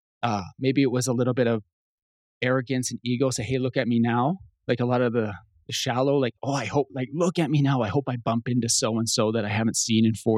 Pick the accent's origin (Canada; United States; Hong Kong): Canada; I'm Canadian, eh?